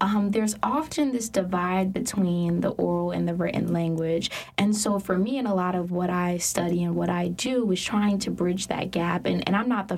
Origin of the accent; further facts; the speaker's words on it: New York, United States; So I grew up in New York